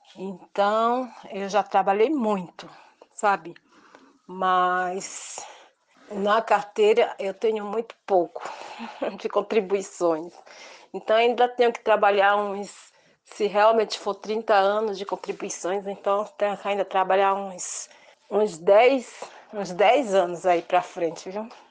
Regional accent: Itabuna, Bahia, Brazil; moved away as an adult; now in Taboão da Serra, Brazil; natural de da Bahia, Itabuna

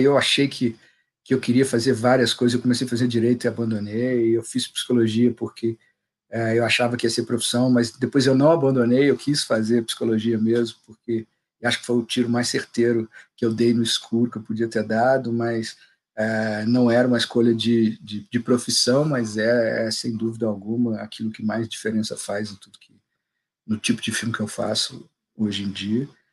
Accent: Juiz de Fora, Minas Gerais, Brazil; eu sou de Juiz de Fora, né? cidade mineira, coladinha no Rio, mas mineiro, sou, sou o cara mais mineiro que eu conheço.

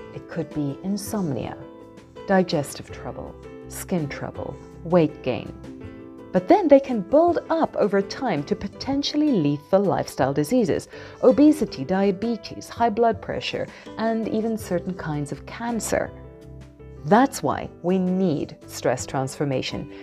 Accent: South Africa; moved away as an adult; also born or lived in Taiwan / Oman / Malaysia; as a South African who wanted to see the world, I started my career by teaching English in Taiwan

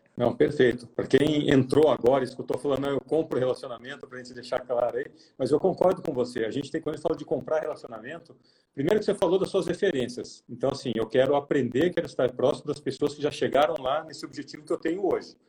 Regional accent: interior of São Paulo, Brazil; moved away; vim do interior de São Paulo

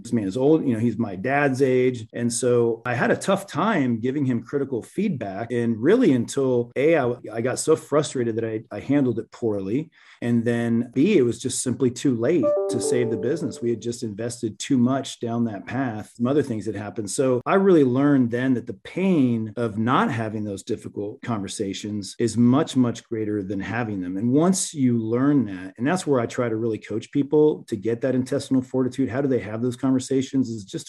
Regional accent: Venezuela; now in United States; Growing up, I'm originally from Venezuela. I became naturalized at 16 years old.

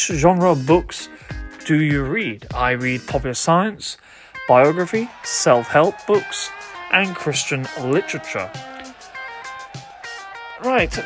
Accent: United Kingdom; I come from the United Kingdom

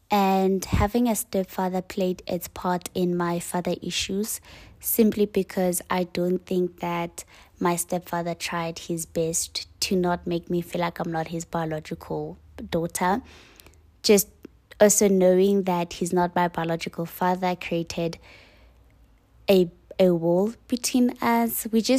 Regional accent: Eastern Cape, South Africa; I was born in Cape Town. I was raised in Eastern Cape and I've been relocating to different provinces.

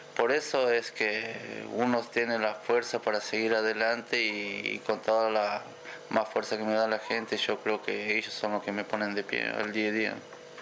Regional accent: Quimilí, Santiago del Estero, Argentina; moved away as an adult; also born or lived in Santa Fe / Entre Ríos; now in Santiago del Estero, Argentina; yo soy de Quimilí, eh, mis papás también eran de Quimilí

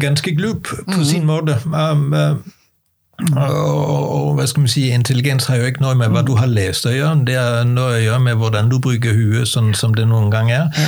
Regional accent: Denmark; now in Norway; jeg er dansker og har flyttet til Norge

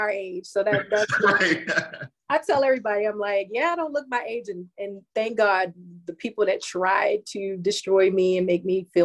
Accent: Baltimore, Maryland, United States; moved away; I'm not there anymore. I'm from Baltimore.

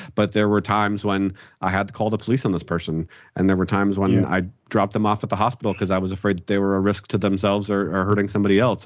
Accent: Pennsylvania, United States; born or raised there

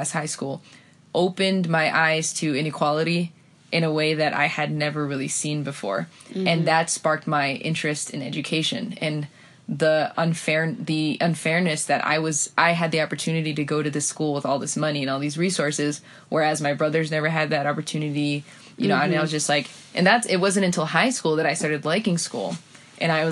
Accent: Providence, Rhode Island, United States; moved away as an adult; now in Madrid, Spain; I'm from Providence

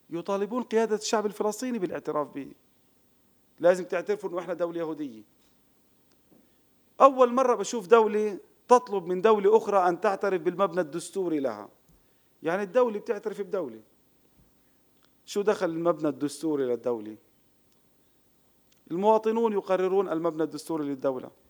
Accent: Palestine; now in Israel; طب أنا عربي فلسطيني بقيت في وطني لم آتي إلى دولة إسرائيل إسرائيل أجت علي

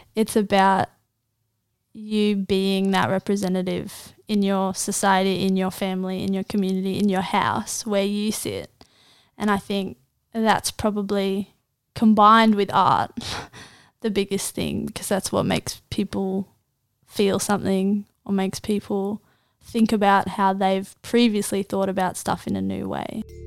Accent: Gosford, New South Wales, Australia; also born or lived in Israel; I was born in Gosford

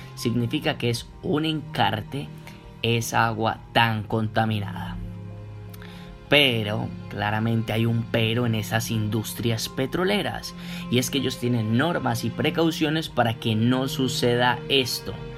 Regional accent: Colombia; nosotros somos colombianos

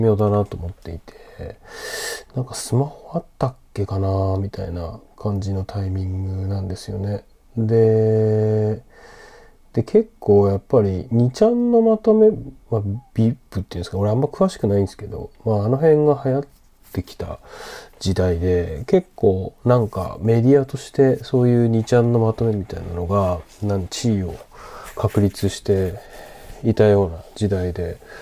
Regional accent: Sendai, Miyagi, Japan; 自分の地元仙台

